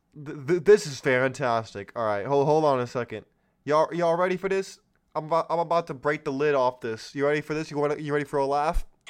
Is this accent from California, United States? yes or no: yes; California, United States; my home state of California